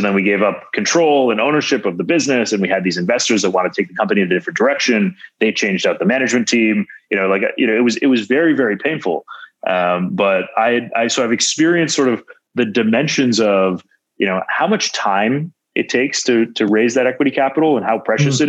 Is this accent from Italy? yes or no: no; Canada; moved away as an adult; also born or lived in Waterloo, Ontario / Silicon Valley; as an outsider, as a Canadian to Silicon Valley